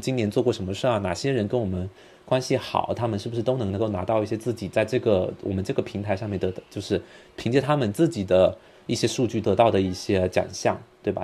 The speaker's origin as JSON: {"language": "Chinese", "country": "China", "said": "我们中国人"}